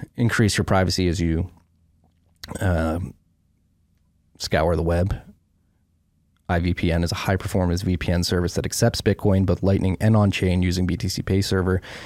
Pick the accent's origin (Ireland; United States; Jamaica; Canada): United States; Philadelphia, Pennsylvania; moved away; also born or lived in Brooklyn, New York; growing up in Philly